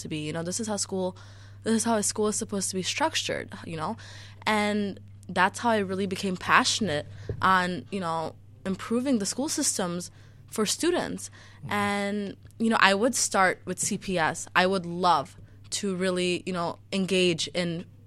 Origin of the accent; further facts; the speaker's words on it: Chicago, Illinois, United States; also born or lived in Niles Township, Illinois; I grew up in Chicago Public Schools